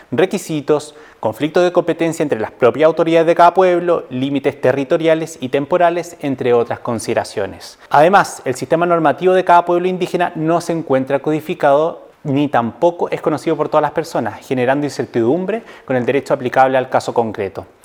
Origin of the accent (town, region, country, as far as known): Chile